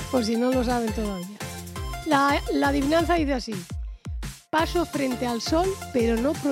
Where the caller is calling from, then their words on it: Guardo, Castile and León, Spain; de Guardo